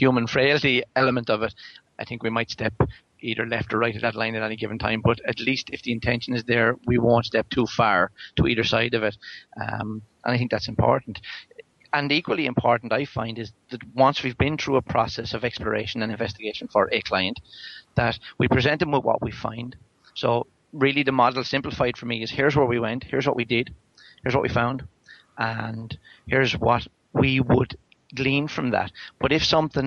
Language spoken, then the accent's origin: English; Ireland; I am Irish